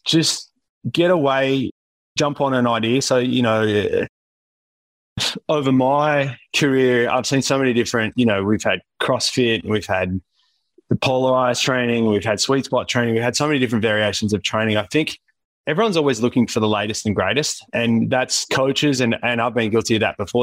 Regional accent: Wollongong, New South Wales, Australia; moved away; I'm originally from Wollongong

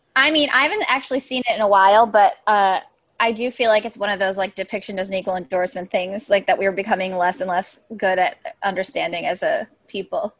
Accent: Chicago, Illinois, United States; I'm from Chicago, I'm from the suburbs

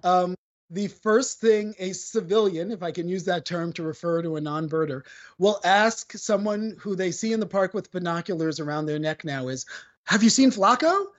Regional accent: New York City, New York, United States; as a New Yorker, I am that stereotypical New Yorker who doesn't drive

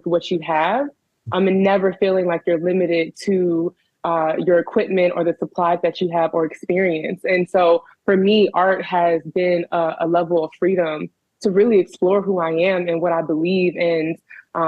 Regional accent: Prince George's County, Maryland, United States; moved away as an adult; also born or lived in Los Angeles, California; now in Baltimore, United States; I am from Prince George's County, Maryland. PG County, baby

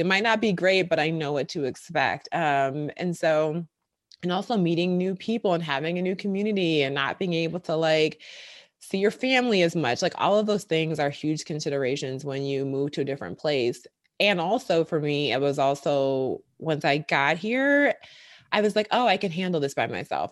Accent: Milwaukee, Wisconsin, United States; moved away as an adult; now in Brooklyn, United States; I'm from Wisconsin, from Milwaukee, born and raised there, went to college there

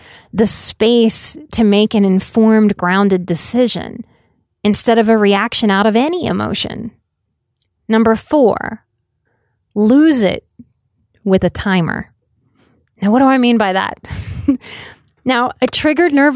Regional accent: United States

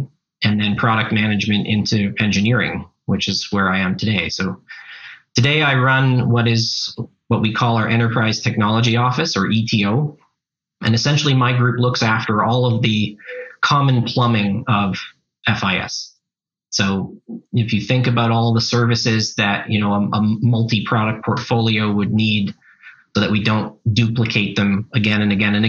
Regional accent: Canada; also born or lived in Montreal; I'm Canadian. Doesn't always come across, but I live in Montreal, but I work globally

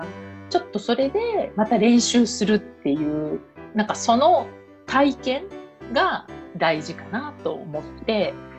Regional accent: Tokyo, Japan; moved away as an adult; now in Paris, France; 東京生まれの東京育

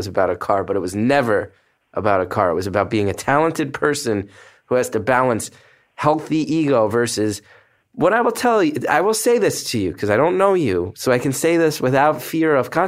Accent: New Jersey, United States; now in New York, United States; I grew up in New Jersey, right across the river

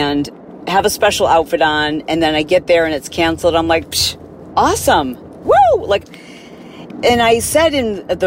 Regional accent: Midwest, United States; growing up in the Midwest

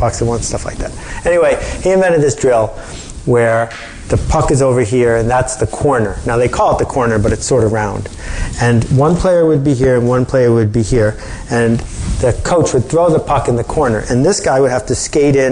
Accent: Buffalo, New York, United States; I grew up in Buffalo

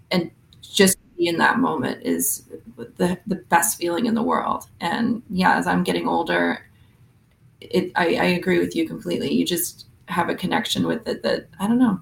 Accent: Sudbury, Ontario, Canada; moved away as an adult; also born or lived in London; I'm from Sudbury, Ontario, Canada, four hours north of Toronto. It's a mining town

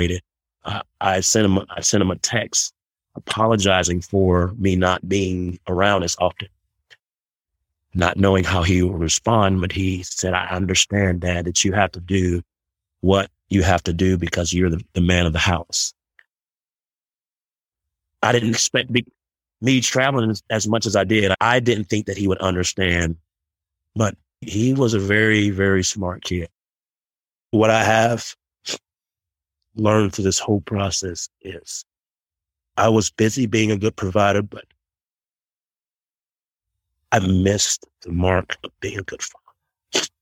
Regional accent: Charlotte, North Carolina, United States; now in Colorado Springs, United States; I'm from Charlotte, North Carolina. I'm in Colorado right now

